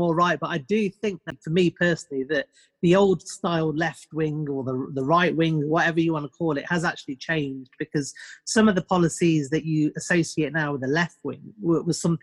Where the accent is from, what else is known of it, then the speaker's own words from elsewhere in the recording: United Kingdom; I'm born and bred in the UK. In terms of where I am, about 2 hours north of London.